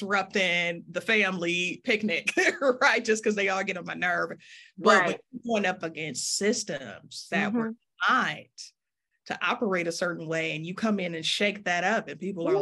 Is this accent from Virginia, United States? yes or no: no; Detroit, Michigan, United States; now in Memphis, United States; I'm from Detroit, but I live in Memphis now.